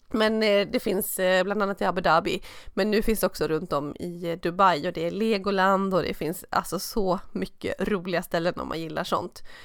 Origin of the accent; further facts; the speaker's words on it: Stockholm, Stockholm County, Sweden; skidåkande stockholmare